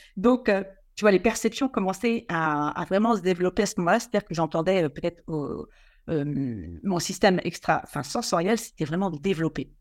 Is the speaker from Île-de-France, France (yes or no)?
no; Quiberon, Brittany, France; je suis originaire de la presqu'île de Quiberon et j'ai eu la, chance, euh, même s'il n'y a pas de hasard, d'être élevé devant la, côte sauvage